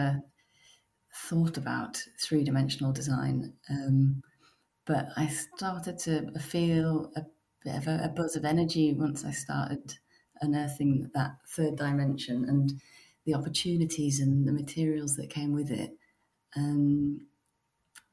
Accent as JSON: {"language": "English", "region": "Yorkshire and the Humber", "country": "United Kingdom", "tie": "born or raised there", "moved": "yes", "lives_now": "Paris, France", "said": "I grew up in West Yorkshire in the north of England"}